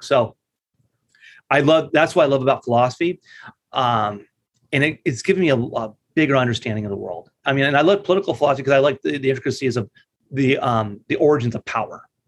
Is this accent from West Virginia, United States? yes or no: no; La Mirada, California, United States; also born or lived in Los Angeles, California; I grew up in La Mirada, California